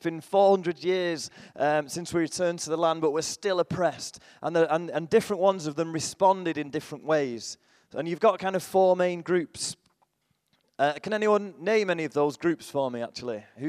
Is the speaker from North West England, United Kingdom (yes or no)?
yes; Salford, North West England, United Kingdom; I'm from Salford, just near Manchester.